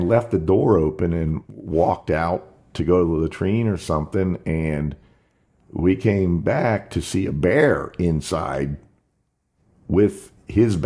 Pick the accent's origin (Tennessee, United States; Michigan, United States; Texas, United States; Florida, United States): Florida, United States; Jupiter; my hometown in Jupiter